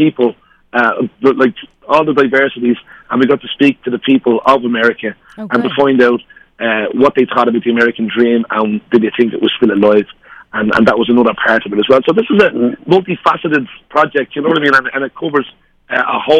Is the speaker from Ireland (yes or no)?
yes; Ireland; We're two Irish guys